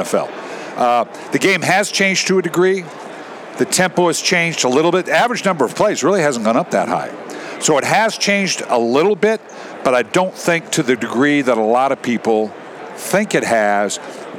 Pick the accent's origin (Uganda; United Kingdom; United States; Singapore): United States; Los Angeles, California; I grew up in L.A.